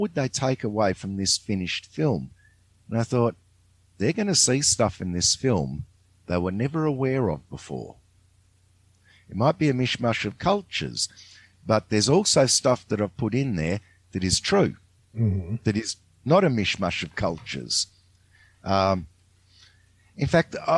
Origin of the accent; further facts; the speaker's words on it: Australia; I grew up in Australia